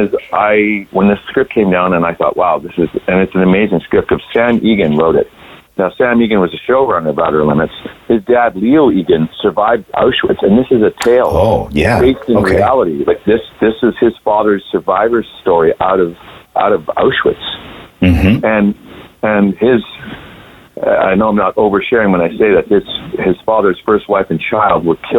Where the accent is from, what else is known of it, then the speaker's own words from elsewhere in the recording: Grande Prairie, Alberta, Canada; I'm from Alberta, Canada. I was in a little town called Grand Prairie.